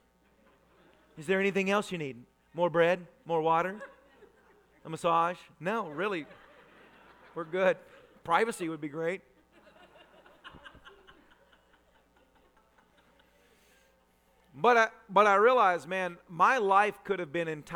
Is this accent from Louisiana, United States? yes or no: no; Tennessee, United States; I was raised a redneck in Tennessee